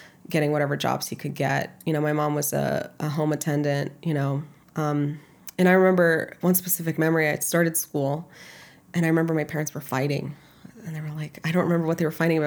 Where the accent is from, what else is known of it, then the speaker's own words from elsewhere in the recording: Kyiv, Ukraine; moved away; also born or lived in New York; I was born in Kyiv, Ukraine in 1989